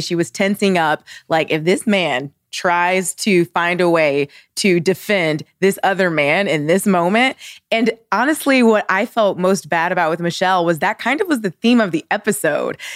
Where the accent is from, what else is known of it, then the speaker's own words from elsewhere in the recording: Ohio, United States; I'm from Ohio